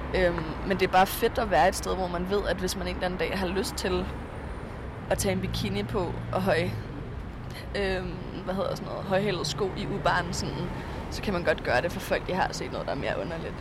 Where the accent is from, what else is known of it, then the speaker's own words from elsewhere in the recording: Frederiksberg, Capital Region of Denmark, Denmark; moved away as an adult; now in Berlin, Germany; jeg er 19 år gammel, og jeg kommer fra Frederiksberg